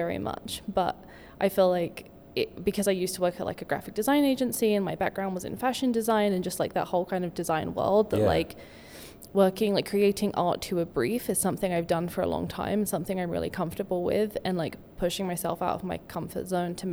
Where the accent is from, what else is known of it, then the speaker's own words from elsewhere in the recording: United Kingdom; moved away as an adult; now in Denver, United States; I am a British illustrator, and I've lived here for about 8 years